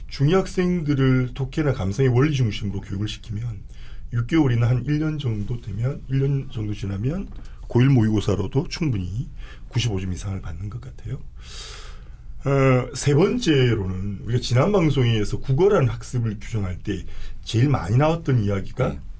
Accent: Gyeongsang, South Korea; accent: Gyeongsang; also born or lived in Busan; 제 발음이 좀 경상도

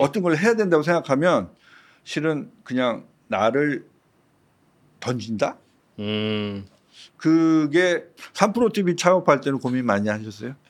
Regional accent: Seoul, South Korea; 제가 태어난 곳이 서대문구거든요. 음. 뭐 서대문구 안에서 계속 학교를 다니고 그랬다가

